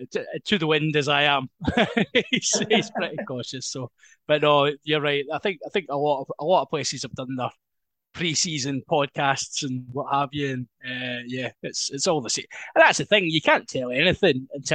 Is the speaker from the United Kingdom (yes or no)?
yes; Isle of Bute, Scotland, United Kingdom; moved away as an adult; also born or lived in Aberdeen; I'm originally from the Isle of Bute. So I was a youth player down there for many, many years